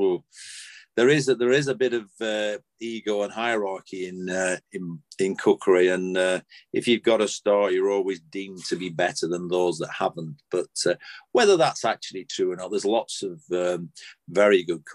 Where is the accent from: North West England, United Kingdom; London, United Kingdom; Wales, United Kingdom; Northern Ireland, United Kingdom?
North West England, United Kingdom; Clayton-le-Moors; I was from Clayton the Moors, so we basically stayed put here